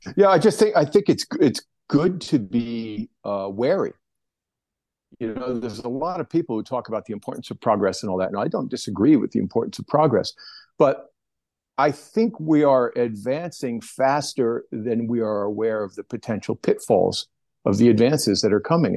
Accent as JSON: {"language": "English", "region": "New Jersey", "country": "United States", "tie": "born or raised there", "moved": "yes", "said": "I grew up on the East Coast, back in New Jersey, with the newspaper"}